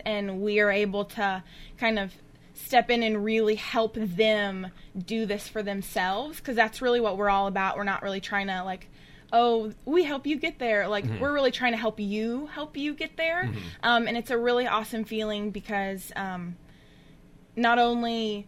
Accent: Memphis, Tennessee, United States; moved away as an adult; now in Murfreesboro, United States; I'm from Memphis

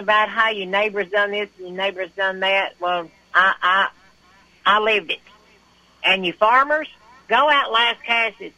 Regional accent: Westview, United States; I grew up in Westview

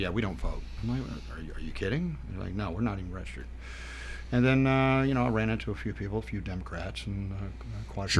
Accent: Nashville, Tennessee, United States; also born or lived in Murfreesboro, Tennessee; Originally born and raised in Nashville

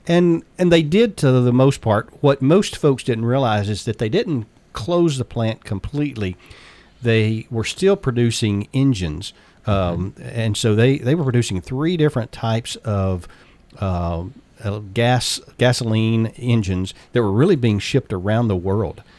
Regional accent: Waynesboro, Tennessee, United States; also born or lived in Alabama / Memphis, Tennessee; where I grew up. Was a little town called Waynesboro

